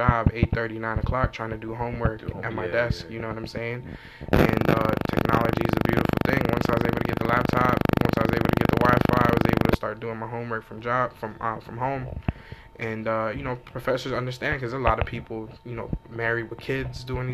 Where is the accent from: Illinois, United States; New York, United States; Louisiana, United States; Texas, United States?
New York, United States; New York City; I'm from Brooklyn